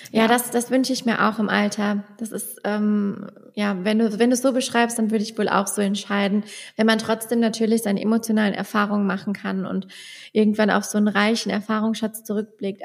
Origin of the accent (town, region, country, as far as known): Westerwald, Germany; accent: Westerwald